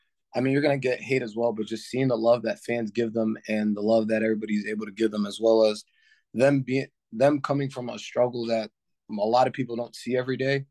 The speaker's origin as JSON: {"language": "English", "town": "Garfield", "region": "New Jersey", "country": "United States", "tie": "born or raised there", "also_born_or_lived": "Brooklyn, New York", "lives_now": "Union, United States", "said": "I was born in Brooklyn, New York, and then I moved over to Garfield when I was about 4 or 5, and then right after I finished middle school, I moved over to Union"}